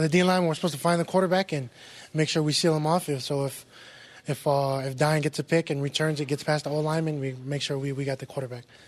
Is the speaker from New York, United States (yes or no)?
no; West Valley City, Utah, United States; a lot of kids from our city comes out and gets to play Division One football